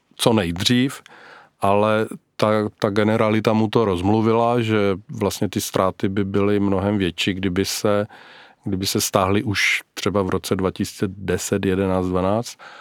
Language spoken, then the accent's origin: Czech; Czechia; u nás v Brdech